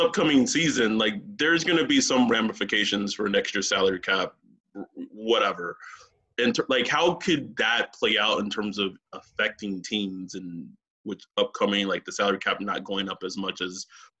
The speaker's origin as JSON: {"language": "English", "region": "Texas", "country": "United States", "tie": "born or raised there", "moved": "as an adult", "lives_now": "California, United States", "said": "I was born and raised in Texas."}